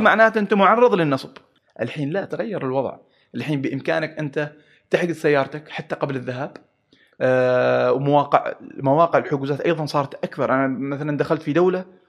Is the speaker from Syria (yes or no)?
no; Oman